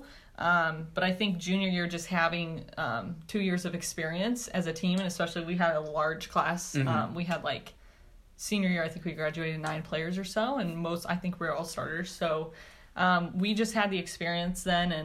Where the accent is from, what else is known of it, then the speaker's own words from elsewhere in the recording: Fort Wayne, Indiana, United States; moved away as an adult; also born or lived in Los Angeles; I am from Fort Wayne, Indiana